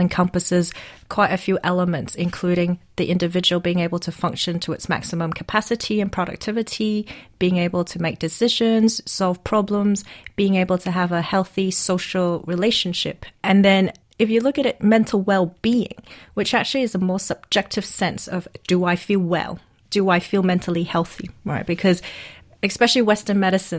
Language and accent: English; Hong Kong; I'm from Hong Kong, and I'm a social entrepreneur